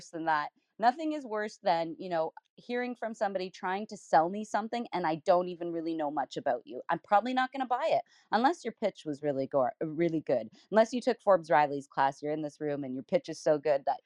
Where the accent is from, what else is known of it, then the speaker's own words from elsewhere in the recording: Canada; also born or lived in southwestern Ontario; as a Canadian